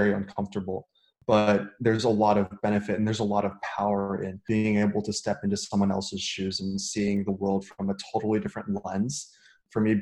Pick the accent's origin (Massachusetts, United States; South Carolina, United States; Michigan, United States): Michigan, United States; Detroit; also born or lived in Shanghai, China; now in Los Angeles, United States; I was born and raised in Detroit, spent 6 years growing up in international school in Shanghai, and now I'm in Los Angeles